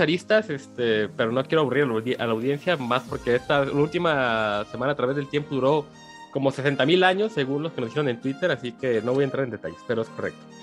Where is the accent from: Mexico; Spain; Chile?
Mexico; en un pueblo cercano al rancho donde yo nací